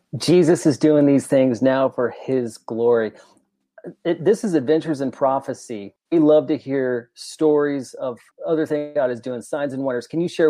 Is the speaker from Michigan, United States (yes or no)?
no; Eugene, Oregon, United States; my home state of Oregon. I'm from the Eugene area originally, grew up, born and raised there.